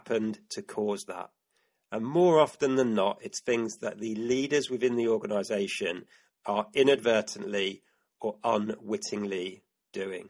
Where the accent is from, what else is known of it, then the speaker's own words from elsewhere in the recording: United Kingdom; my home country, the UK